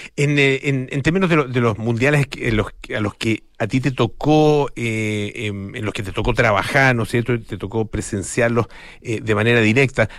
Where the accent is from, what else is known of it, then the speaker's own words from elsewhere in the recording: Chile; como chilenos